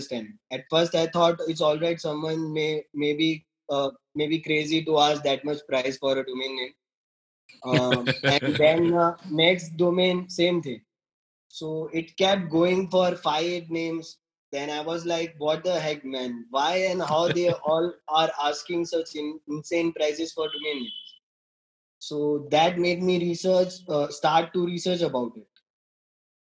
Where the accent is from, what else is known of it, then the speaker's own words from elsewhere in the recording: Gujarat, India; I'm from Gujarat, western coast of India